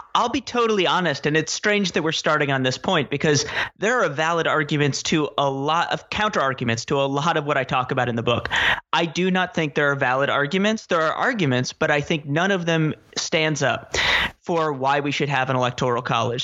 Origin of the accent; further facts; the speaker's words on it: New York City, New York, United States; I grew up in Manhattan